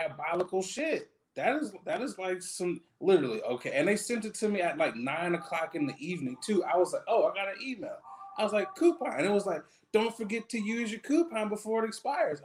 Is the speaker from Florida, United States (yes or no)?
no; Michigan, United States; I'm from Michigan.